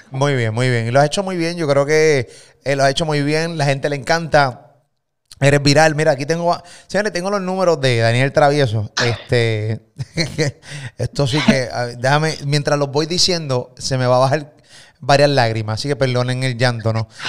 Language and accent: Spanish; Puerto Rico; Yo vivo en Puerto Rico, eh, soy puertorriqueño